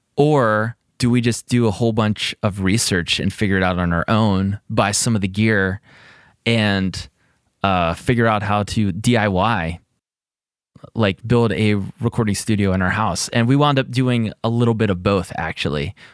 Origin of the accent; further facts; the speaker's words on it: greater Pittsburgh area, Pennsylvania, United States; I'm from Pittsburgh area